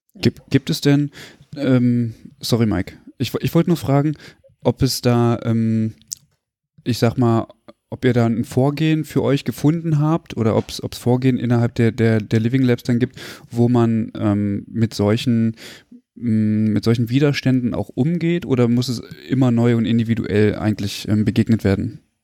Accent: Germany; das ist genauso wie bei uns in Deutschland

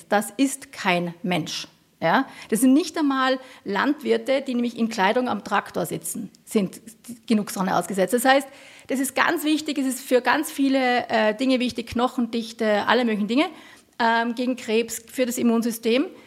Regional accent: Tyrol, Austria; hatten die Öster, gerade die Bergbauerinnen bei uns in Tirol immer so einen Kropf.

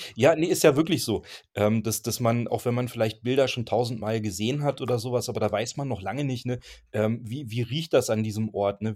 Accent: Germany; wir kommen halt aus der Vorharzer Gegend

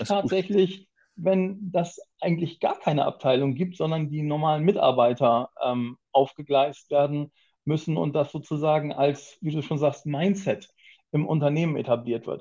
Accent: Hamburg, Germany; Ganz klassisch komme ich nicht aus Japan, aus Hamburg tatsächlich. Ich bin Hamburger Urgestein

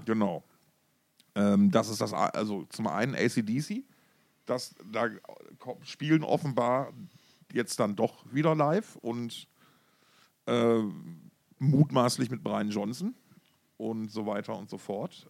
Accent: Essen, North Rhine-Westphalia, Germany; born or raised there; moved away

